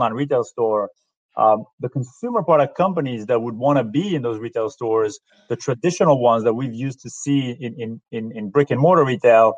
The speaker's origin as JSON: {"language": "English", "country": "Israel", "also_born_or_lived": "New York", "moved": "as an adult", "lives_now": "United States", "said": "I'm originally from Israel. I moved to the U.S. Approximately 13 years ago."}